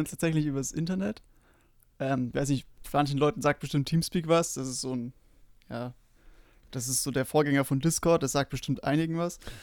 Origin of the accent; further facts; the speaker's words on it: Bavaria, Germany; ich komme aus Bayern